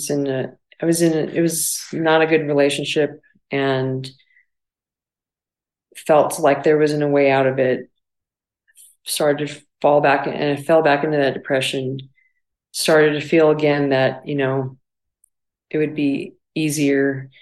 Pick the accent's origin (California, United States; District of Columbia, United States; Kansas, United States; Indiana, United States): California, United States; Barstow; moved away as an adult; also born or lived in Illinois; growing up in Barstow, it was, you know, a really small town